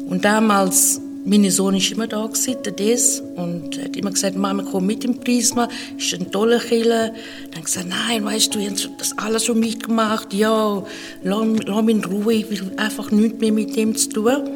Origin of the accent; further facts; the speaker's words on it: Zimbabwe; German is a second language; now in Switzerland; Ich bin aufgewachsen in Afrika, in Zimbabwe, seit einigen Jahren schon in der Schweiz.